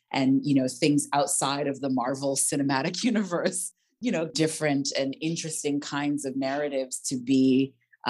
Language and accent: English; United States; accent: American; moved away as an adult; now in London, United Kingdom; as an American with a, you know, fairly strong American accent